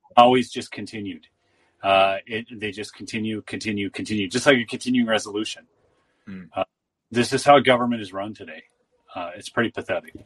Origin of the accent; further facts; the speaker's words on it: Bemidji, Minnesota, United States; Bemidji is my hometown. That's where I that's where I uh, graduated high school and everything